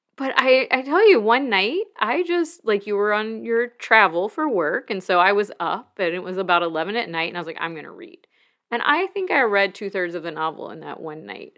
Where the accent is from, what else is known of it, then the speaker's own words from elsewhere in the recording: Mobile, Alabama, United States; growing up in Mobile near water